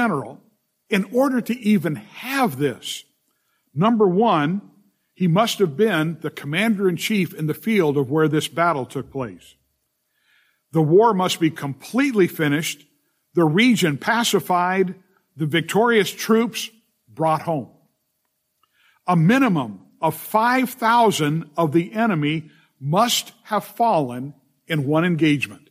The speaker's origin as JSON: {"language": "English", "region": "Southern California", "country": "United States", "tie": "born or raised there", "said": "growing up in Southern California"}